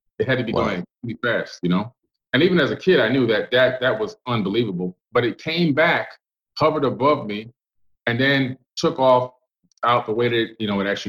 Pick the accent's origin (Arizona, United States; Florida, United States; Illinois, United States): Florida, United States; Miami; moved away; also born or lived in Cambria Heights, Queens, New York; we moved from that nice suburb to Oak Block, Florida in Miami, which was a pretty hard area to live and grow up